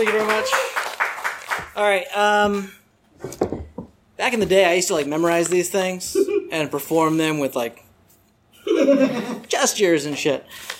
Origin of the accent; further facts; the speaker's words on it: Arizona, United States; I'm from Arizona